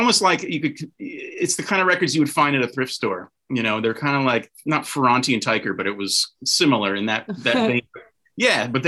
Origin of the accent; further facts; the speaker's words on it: Philadelphia, Pennsylvania, United States; I grew up in Philadelphia. That's where I was born. Pennsylvania.